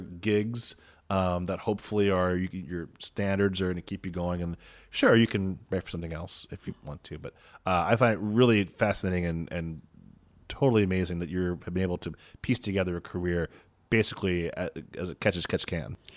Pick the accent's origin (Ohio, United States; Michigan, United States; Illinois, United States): Ohio, United States; Cincinnati; I'm from Cincinnati